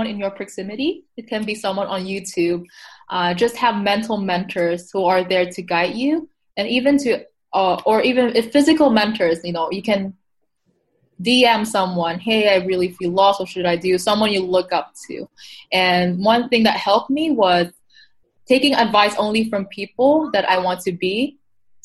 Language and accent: English; Taiwan; I come from Taiwan, so it's a very collectivist society